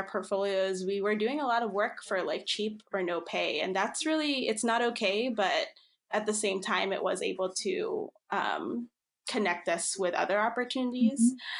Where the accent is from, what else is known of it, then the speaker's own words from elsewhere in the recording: Philippines; born there; So I think I mentioned I'm Filipino. I was born in the Philippines.